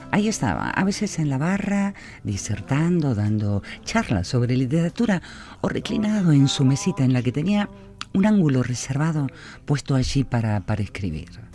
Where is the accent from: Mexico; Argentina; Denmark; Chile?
Argentina; now in Vitoria, Spain; yo como argentina